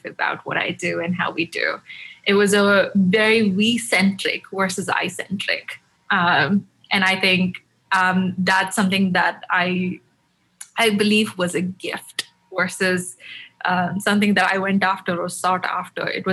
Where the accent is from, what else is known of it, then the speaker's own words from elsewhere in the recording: Chennai, Tamil Nadu, India; moved away as an adult; now in United States; Born and raised in Chennai, moved to the US about 5 years ago to get my master's